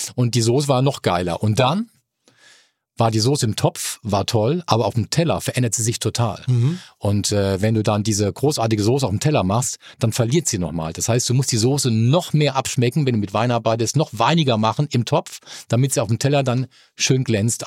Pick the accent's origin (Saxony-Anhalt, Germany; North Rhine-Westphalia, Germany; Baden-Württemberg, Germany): Baden-Württemberg, Germany; Mannheim; now in Hamburg, Germany; Ich komme aus Mannheim, bin Kurpfälzer, äh, bin in der Neckarstadt aufgewachsen